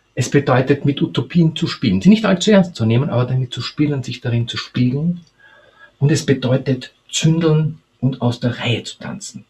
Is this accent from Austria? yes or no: yes; Austria; als Österreicher